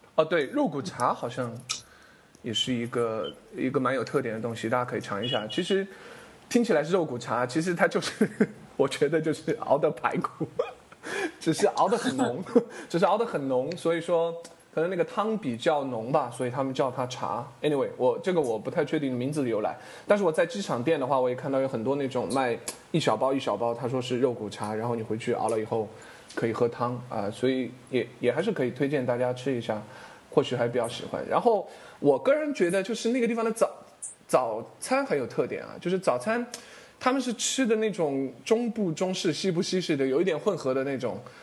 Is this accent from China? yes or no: yes; Chengdu, Sichuan, China; 我成都人嘛